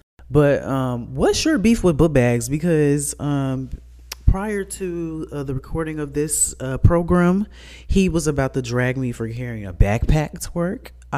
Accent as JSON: {"language": "English", "town": "Chicago", "region": "Illinois", "country": "United States", "said": "I'm from Chicago."}